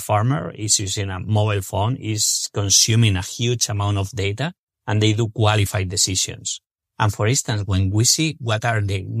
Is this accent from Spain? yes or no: yes; Spain; English is a second language; moved away as an adult; now in United States; Alberto Acedo, my co-founder and myself, we're originally from Spain and we decided to move to the States